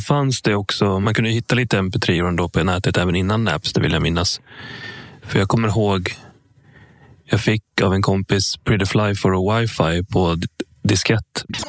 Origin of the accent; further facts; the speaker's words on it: Sala, Västmanland, Sweden; Sala där jag kommer ifrån